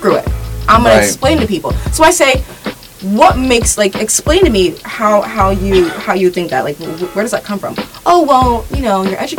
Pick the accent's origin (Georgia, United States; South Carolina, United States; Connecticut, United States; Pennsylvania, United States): Pennsylvania, United States; Palmyra; I grew up in Palmyra, Pennsylvania, around all white people, and first of all, my parents are African, so I'm farthest from anything white possible.